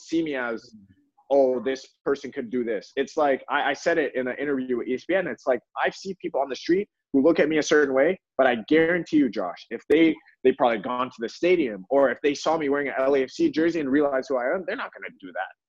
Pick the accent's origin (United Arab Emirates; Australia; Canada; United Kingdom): Canada; Toronto, Ontario; also born or lived in Louisville, Kentucky; now in Los Angeles, United States; I was in Toronto at the time, and um, yeah, I grew up in a very nice area